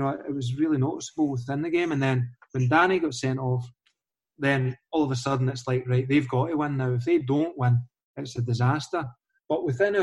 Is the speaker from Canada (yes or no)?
no; Falkirk, Scotland, United Kingdom; I'm from Falkirk